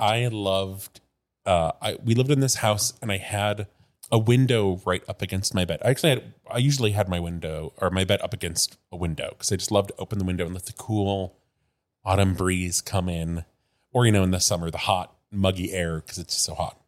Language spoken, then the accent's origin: English; Midwest, United States; moved away; I grew up in the Midwest